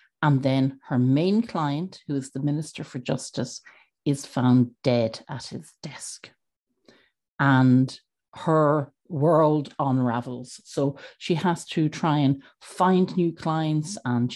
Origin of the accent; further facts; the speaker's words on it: Dublin, Leinster, Ireland; I am a writer from Dublin in Ireland.